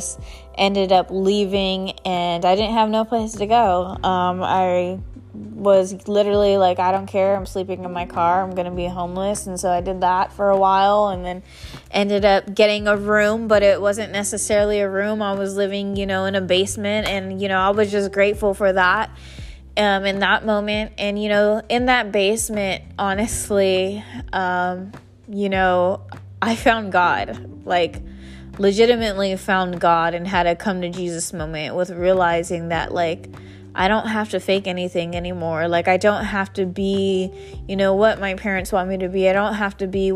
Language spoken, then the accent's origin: English; San Jose, California, United States; moved away as an adult; I grew up in San Jose, California, all my life, born and raised